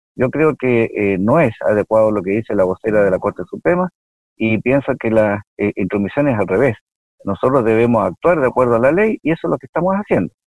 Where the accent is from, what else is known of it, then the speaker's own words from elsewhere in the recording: Villa Alemana, Valparaíso, Chile; yo efectivamente soy de Villa Alemana, yo eh, viví en Villa Alemana, estudié en el Liceo de Villa Alemana seis años